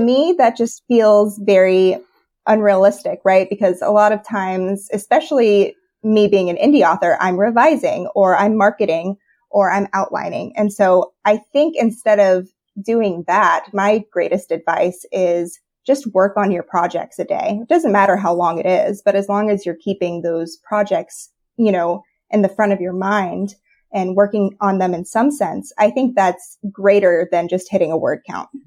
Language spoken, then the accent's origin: English; Florida, United States; I grew up in Florida, which is obviously the Sunshine State